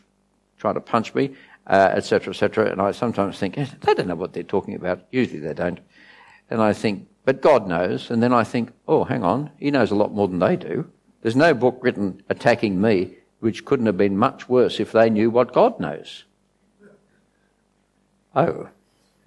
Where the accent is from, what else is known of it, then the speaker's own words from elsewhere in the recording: Australia; I'm an Aussie